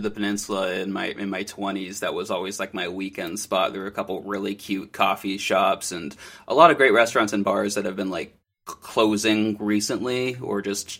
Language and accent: English; Half Moon Bay, California, United States; No, I grew up in Half Moon Bay.